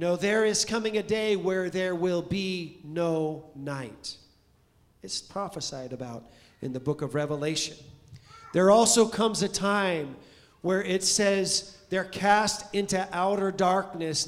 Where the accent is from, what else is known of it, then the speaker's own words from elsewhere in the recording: California, United States; We're from California